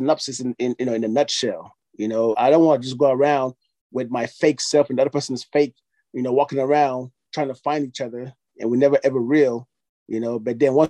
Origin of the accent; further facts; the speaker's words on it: Nigeria; I'm from Nigeria